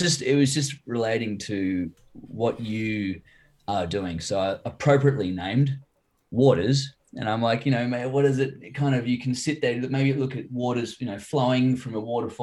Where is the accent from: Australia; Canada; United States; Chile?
Australia; Cherrybrook, New South Wales; also born or lived in Wahroonga; I grew up in Cherrybrook, and I have been there. Well, I was there for 23 years.